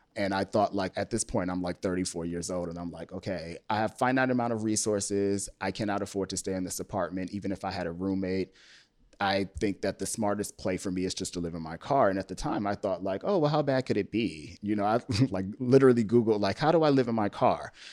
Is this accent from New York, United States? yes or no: no; Upper Marlboro, Maryland, United States; moved away as an adult; also born or lived in Washington, D.C.; now in Los Angeles, United States; I grew up on the East Coast and D C and the Maryland, um, suburb of D C of Upper Marlboro